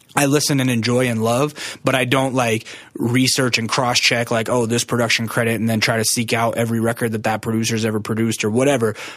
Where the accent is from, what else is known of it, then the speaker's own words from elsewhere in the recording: Alaska, United States; moved away; I'm from Alaska.